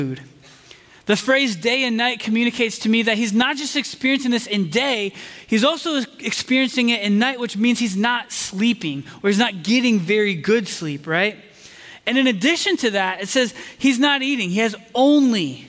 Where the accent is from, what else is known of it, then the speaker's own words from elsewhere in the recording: Indiana, United States; moved away as an adult; also born or lived in Chicago; now in Texas, United States; I grew up in Indiana in the days of Peyton Manning